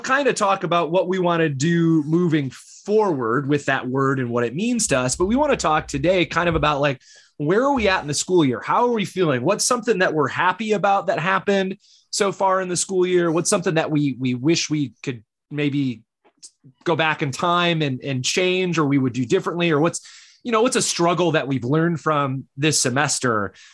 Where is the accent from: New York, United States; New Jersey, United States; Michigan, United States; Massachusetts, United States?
Michigan, United States; moved away; I grew up in Michigan